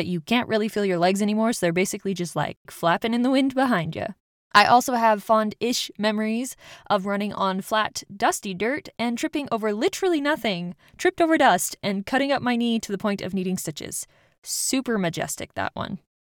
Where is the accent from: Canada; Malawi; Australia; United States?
United States; Rocky Mountains; I grew up in the Rocky Mountains. This meant that we had easy access to camping grounds, hikes, and my favorite overall activity, trail running.